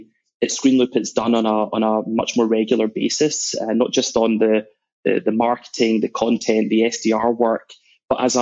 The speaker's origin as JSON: {"language": "English", "town": "Glasgow", "region": "Scotland", "country": "United Kingdom", "tie": "born or raised there", "also_born_or_lived": "New York / London", "moved": "as an adult", "said": "I was born in Glasgow"}